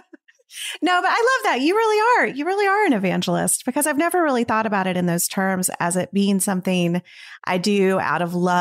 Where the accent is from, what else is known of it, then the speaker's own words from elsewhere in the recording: Tennessee, United States; I'm from Tennessee.